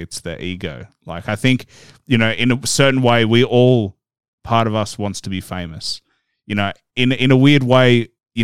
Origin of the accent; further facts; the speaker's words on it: Australia; growing up in Australia, we're almost like a small version of the US.